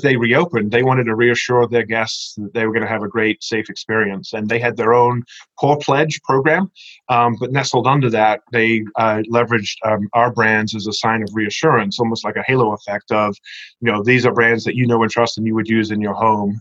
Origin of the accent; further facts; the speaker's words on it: England, United Kingdom; moved away; growing up in England, I was a Churchill fan